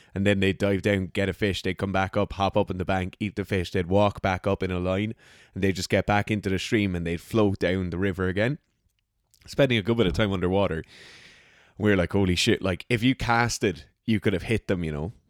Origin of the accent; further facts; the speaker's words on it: Ireland; I'm an Irish person hunting in Ireland